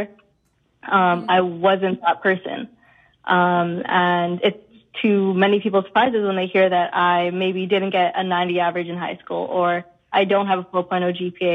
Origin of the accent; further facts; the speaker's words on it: Winnipeg, Manitoba, Canada; moved away as an adult; now in Toronto, Canada; I grew up in Winnipeg, even though I go to U of T now